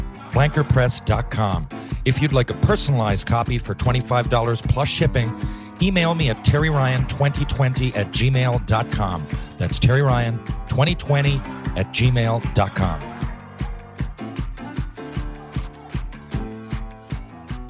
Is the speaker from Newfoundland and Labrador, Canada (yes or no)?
yes; Newfoundland and Labrador, Canada; for my age group in Newfoundland